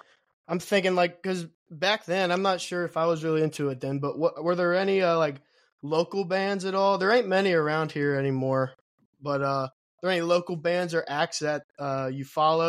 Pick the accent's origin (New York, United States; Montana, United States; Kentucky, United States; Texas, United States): Kentucky, United States; Erlanger; I grew up in Erlanger.